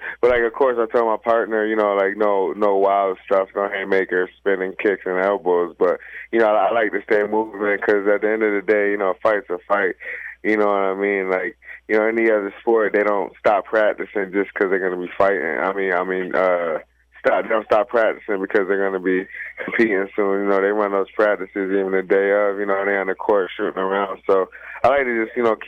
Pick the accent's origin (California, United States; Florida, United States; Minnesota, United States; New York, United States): New York, United States; Rochester; moved away; also born or lived in Henrietta, New York; my hometown, Rochester